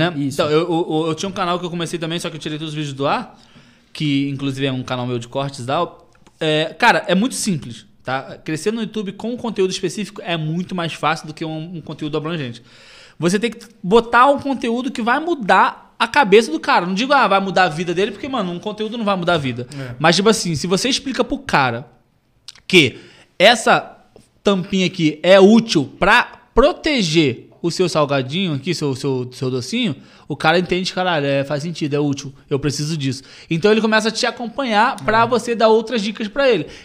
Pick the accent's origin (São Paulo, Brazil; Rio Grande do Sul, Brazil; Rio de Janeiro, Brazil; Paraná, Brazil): Rio de Janeiro, Brazil; Nilópolis; moved away; also born or lived in Recreio dos Bandeirantes, Rio de Janeiro; Sou da Baixada, Nilópolis. Baixada